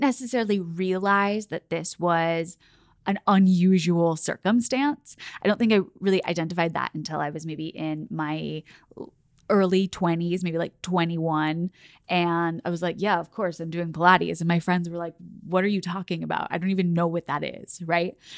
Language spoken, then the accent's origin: English; Oklahoma City, Oklahoma, United States; So I grew up in Oklahoma City, and I grew up dancing there